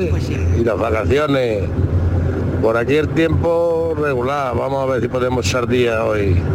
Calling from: Palomares, Spain; desde Palomares.

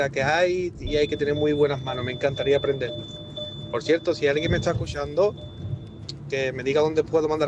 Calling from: Germany; Soy … de Alemania.

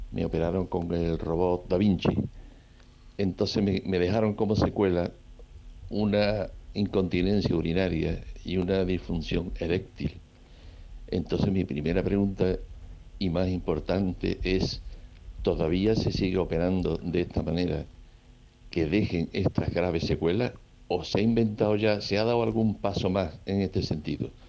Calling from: Seville, Andalusia, Spain; Buenas tardes, Enrique. … de Sevilla

